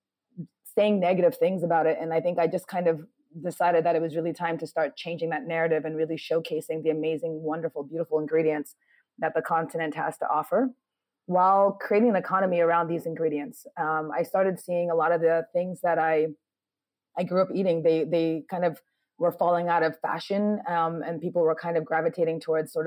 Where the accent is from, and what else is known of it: New York, United States; born or raised there; also born or lived in Ghana; now in Accra, Ghana